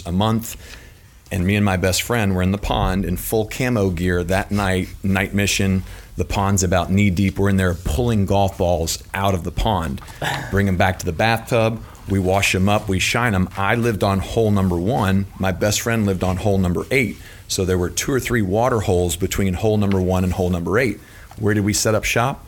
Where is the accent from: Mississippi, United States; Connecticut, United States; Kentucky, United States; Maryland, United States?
Kentucky, United States; Louisville; I'm born and raised in Louisville, Kentucky